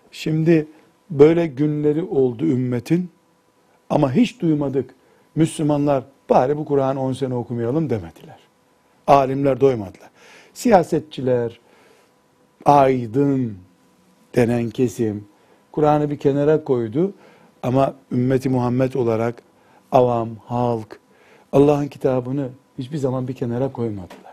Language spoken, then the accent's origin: Turkish; Turkey; E, sen dedi Türk, he Türk dedim. Tamam baktı Türk'üm sarıldı, kucaklaştık.